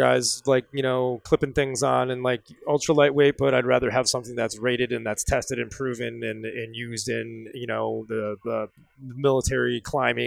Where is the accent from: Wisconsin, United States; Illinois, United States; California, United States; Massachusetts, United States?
Wisconsin, United States; I'm from Wisconsin